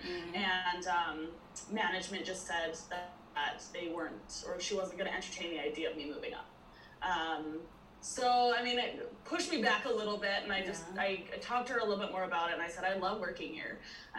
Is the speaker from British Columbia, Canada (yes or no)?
yes; British Columbia, Canada; I'm from British Columbia, Canada